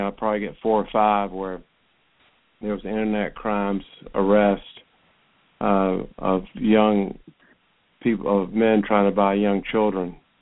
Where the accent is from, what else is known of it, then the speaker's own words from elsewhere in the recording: Roswell, Georgia, United States; went to Roswell High School, which is my hometown